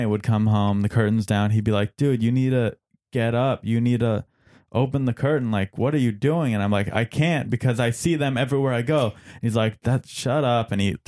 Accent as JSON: {"language": "English", "town": "San Diego", "region": "California", "country": "United States", "tie": "born or raised there", "said": "San Diego. And the military school is in Roswell, New Mexico."}